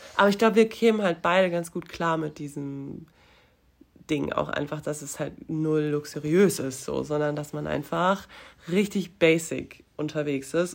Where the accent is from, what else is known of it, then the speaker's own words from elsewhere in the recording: near Frankfurt, Hesse, Germany; now in Cologne, Germany; ich komme ja aus der Nähe von Frankfurt